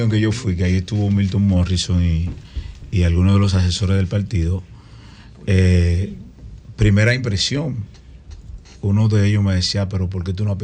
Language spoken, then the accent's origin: Spanish; San Cristóbal, Dominican Republic; ahora mismo San Cristóbal, el barrio Las Flores, que es de donde yo vengo